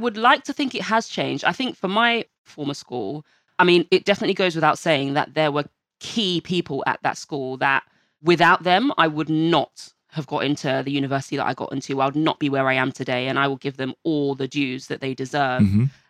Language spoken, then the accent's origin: English; Hackney, London, United Kingdom; born there; I'll start all the way from the beginning, where I was born in Hackney, Homerton Hospital, with 6 fingers on my left hand.